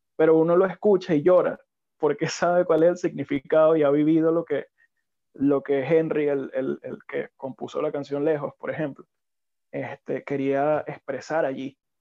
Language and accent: Spanish; Venezuela; nosotros como venezolanos